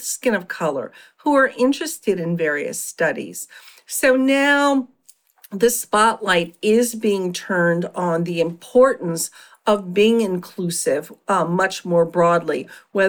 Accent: Philadelphia, Pennsylvania, United States; I had a solo private practice for many years in my hometown of Philadelphia

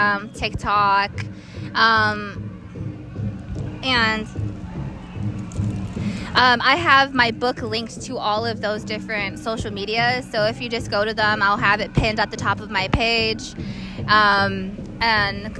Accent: Wisconsin Dells, Wisconsin, United States; also born or lived in Santo Domingo Pueblo, New Mexico; I'm from Wisconsin Dells, Wisconsin, and San Diego Pueblo

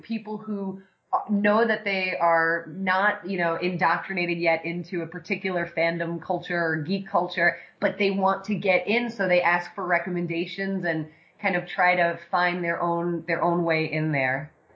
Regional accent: New York City, New York, United States; moved away as an adult; now in Los Angeles, United States; I'm originally from New York, uh, born and raised in Staten Island

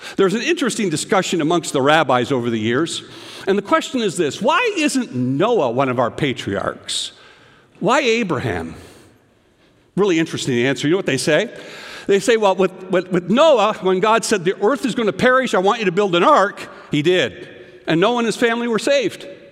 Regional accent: Canada; now in United States; I remember as a little boy growing up in Canada

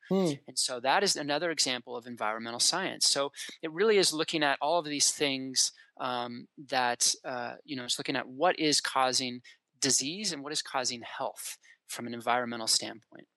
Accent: Colorado, United States; moved away as an adult; also born or lived in Washington; I grew up in Colorado

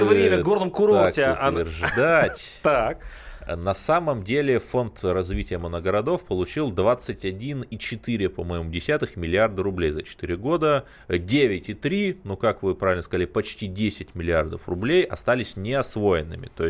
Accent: Cherepovets, Vologda Oblast, Russia; я сам родом из Череповца, это моногород, я помню, как э, трамвай, дребезжащее ведро с гвоздями

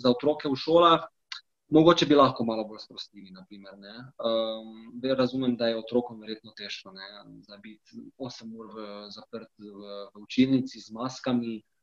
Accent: Slovenia; moved away as an adult; now in Spain; sem jaz prišel iz Slovenije

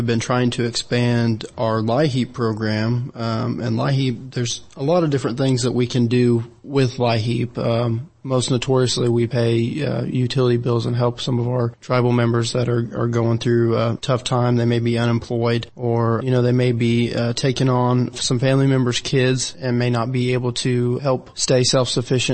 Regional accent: Kay County, Oklahoma, United States; also born or lived in Wichita, Kansas; Born and raised in Kay County

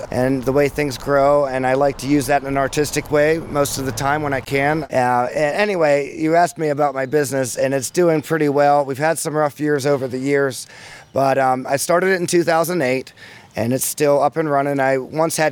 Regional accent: Beaver County, Pennsylvania, United States; I was born and raised in Beaver County, Eastville, 1987

